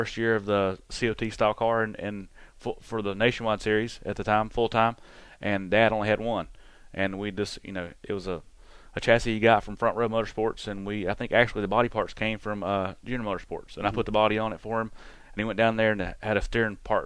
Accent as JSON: {"language": "English", "region": "Alabama", "country": "United States", "said": "I'm from Alabama"}